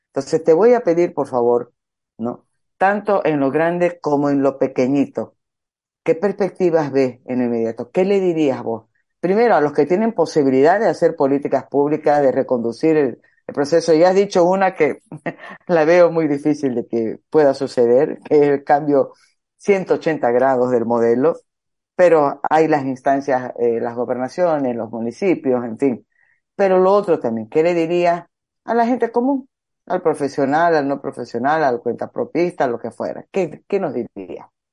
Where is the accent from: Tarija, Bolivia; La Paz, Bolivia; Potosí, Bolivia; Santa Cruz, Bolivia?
Santa Cruz, Bolivia; Santa Cruz de la Sierra; soy cruceña